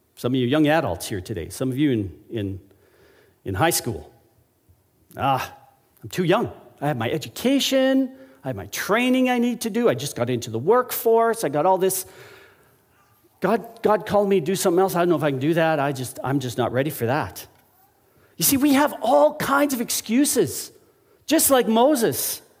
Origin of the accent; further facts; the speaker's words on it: Alberta, Canada; when I was a young child, growing up in Alberta